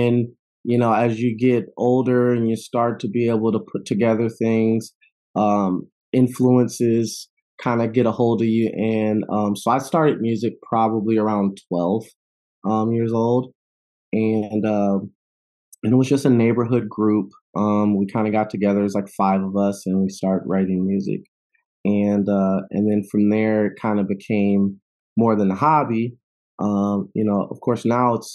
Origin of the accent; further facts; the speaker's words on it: Chicago, Illinois, United States; moved away; also born or lived in Madison, Wisconsin / Oakland, California; I'm originally from Chicago